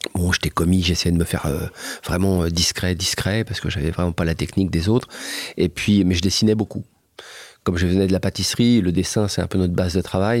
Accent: France; also born or lived in Japan; je sais que je suis un Français

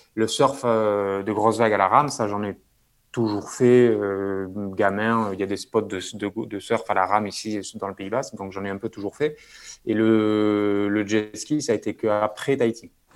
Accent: Bayonne, Nouvelle-Aquitaine, France; moved away as an adult; also born or lived in Toulouse; grandi près de la mer, donc au Pays Basque, à je pense 5 minutes de la plage.

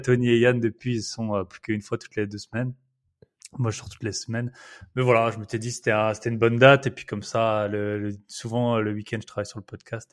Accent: Alsace, Grand Est, France; accent: Alsatian; moved away as an adult; je suis Alsacien

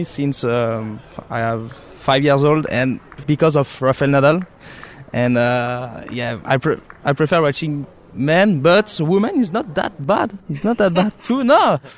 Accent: Rouen, Normandy, France; English is a second language; No, we are from Rouen.

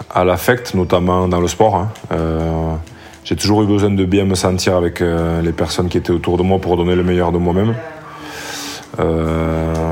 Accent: Saint-Jean-Pied-de-Port, Nouvelle-Aquitaine, France; also born or lived in Bayonne; grandi ah oui, attention, je suis né à

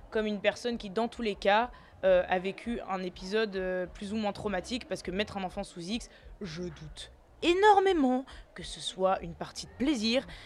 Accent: Tunis, Tunis Governorate, Tunisia; born there; mais moi, je suis née à Tunis.

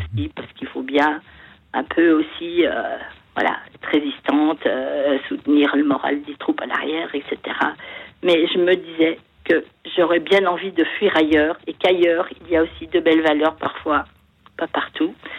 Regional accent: France; j'aime mon pays parce que j'ai la chance d'y être née et que c'est un pays euh, aux multiples paysages, parce que je suis française

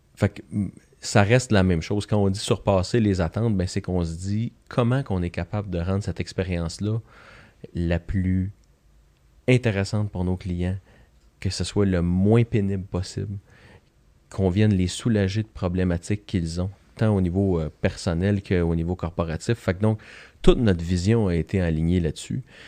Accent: Joliette, Quebec, Canada; un petit garçon de Joliette, euh, natif de Joliette. J'ai, fait mon école primaire secondaire à Joliette

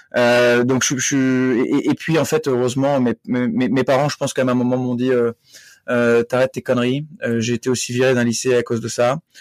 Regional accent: north of France, France; je suis originaire du nord de la France où j'ai grandi.

